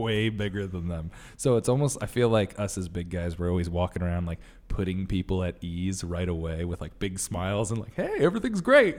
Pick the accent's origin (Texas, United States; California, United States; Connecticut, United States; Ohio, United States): Connecticut, United States; now in New York, United States; I'm from Connecticut